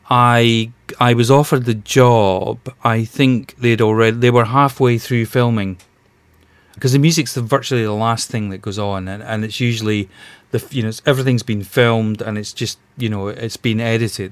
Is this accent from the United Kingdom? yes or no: yes; Glasgow, Scotland, United Kingdom; moved away as an adult; now in London, United Kingdom; I'm originally from Glasgow, but you know, I I, I came down here about 30 years ago